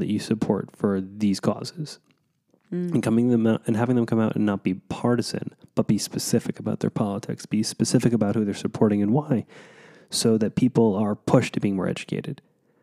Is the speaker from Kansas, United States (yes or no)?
yes; Kansas, United States; Growing up in Kansas